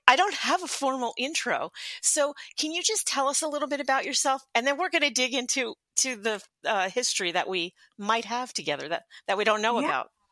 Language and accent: English; Philadelphia, Pennsylvania, United States; now in Southern Indiana, United States; I grew up in Philadelphia